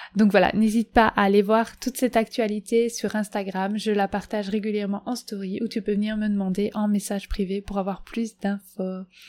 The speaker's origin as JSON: {"language": "French", "country": "Belgium", "said": "chez moi en Belgique"}